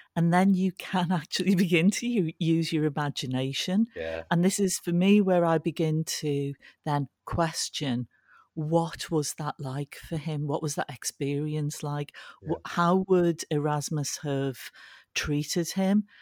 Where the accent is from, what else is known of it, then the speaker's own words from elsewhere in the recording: Liverpool, North West England, United Kingdom; I was brought up in Liverpool.